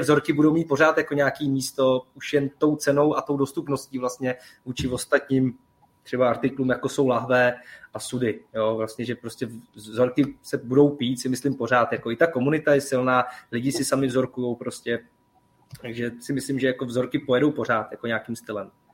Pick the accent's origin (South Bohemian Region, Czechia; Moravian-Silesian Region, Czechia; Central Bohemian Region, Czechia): Central Bohemian Region, Czechia; village next to Tursko; já jsem kousek od Turska vlastně pocházím z Lipšic, jako to je vesnice vedle